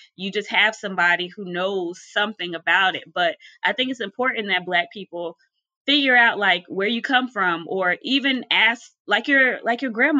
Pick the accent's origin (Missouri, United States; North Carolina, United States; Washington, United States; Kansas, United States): North Carolina, United States; Charlotte; also born or lived in Philadelphia, Pennsylvania; I was born in Philadelphia, but raised in Charlotte, North Carolina